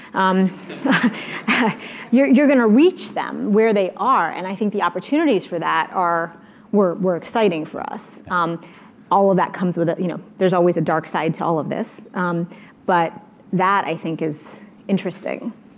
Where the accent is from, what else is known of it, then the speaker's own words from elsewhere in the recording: United States; as an American